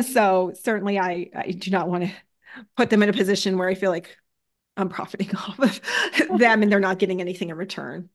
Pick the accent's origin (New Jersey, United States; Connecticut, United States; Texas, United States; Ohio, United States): Connecticut, United States; now in New Hampshire, United States; Originally, I'm from Connecticut